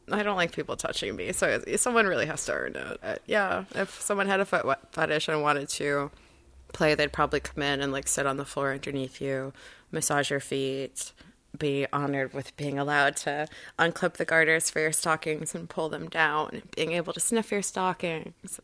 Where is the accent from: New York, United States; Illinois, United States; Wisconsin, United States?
Illinois, United States; Chicago; born or raised there